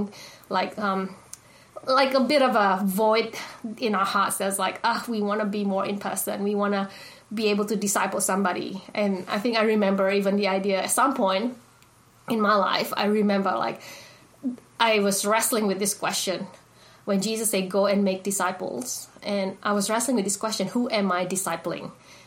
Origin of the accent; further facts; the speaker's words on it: Indonesia; now in Australia; I was born and raised in Indonesia. When I came to Australia, I went to an Indonesian church